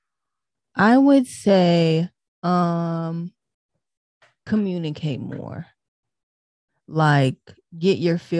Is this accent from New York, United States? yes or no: no; Tennessee, United States; also born or lived in Detroit, Michigan; I'm originally from Detroit, but I was raised in Tennessee, so I got more of the down south, southern type background.